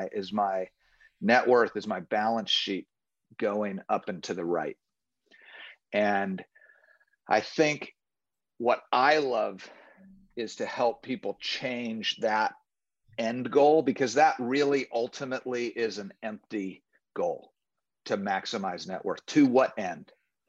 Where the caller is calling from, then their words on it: Orlando, Florida, United States; I'm calling in from Orlando, Florida. I live here with my wife of 33 years